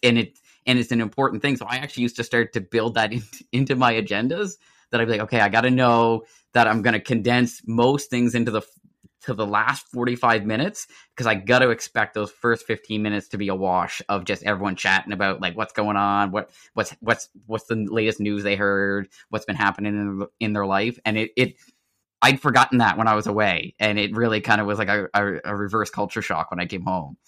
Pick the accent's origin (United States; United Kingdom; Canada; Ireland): Canada; Nova Scotia; a lot of us growing up in Nova Scotia had that itch to like move away